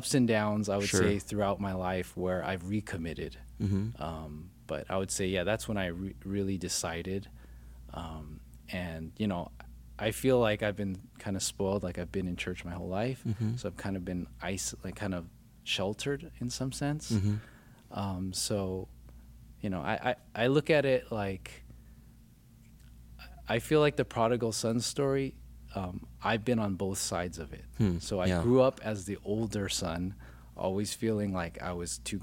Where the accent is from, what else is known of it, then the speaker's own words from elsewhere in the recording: Glendale, California, United States; also born or lived in Orange County, California / San Gabriel Valley, California; I actually grew up in Glendale, and then in high school, I moved to Orange County